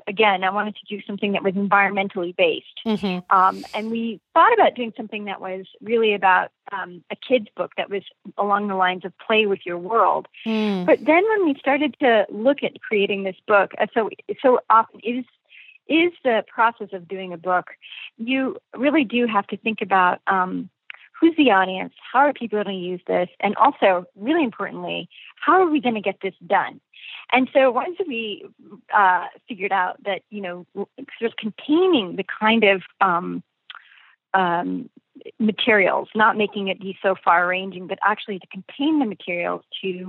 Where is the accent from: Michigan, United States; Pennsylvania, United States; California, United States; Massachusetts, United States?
California, United States; San Francisco; I'm from San Francisco